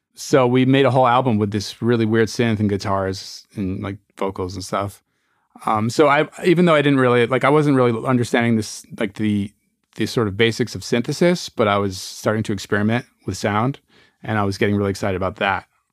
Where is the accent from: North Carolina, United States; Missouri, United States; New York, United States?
New York, United States; Newburgh; moved away as an adult; also born or lived in Berkeley, California; I was born in Newburgh, New York, and I grew up there, and I you know, lived in one house